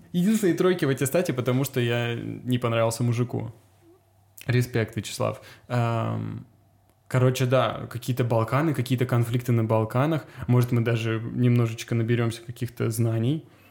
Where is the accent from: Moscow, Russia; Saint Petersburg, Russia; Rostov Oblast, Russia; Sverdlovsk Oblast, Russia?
Rostov Oblast, Russia; Azov or Rostov; moved away as an adult; also born or lived in Cyprus / Latvia; now in Serbia; в детстве в Азове, то ли в Ростове